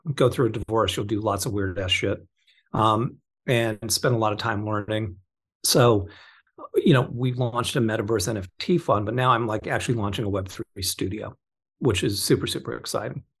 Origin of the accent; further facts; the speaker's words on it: Orange County, California, United States; also born or lived in Torrance, California / Florida; I grew up in Orange County, kind of. I was born in Torrance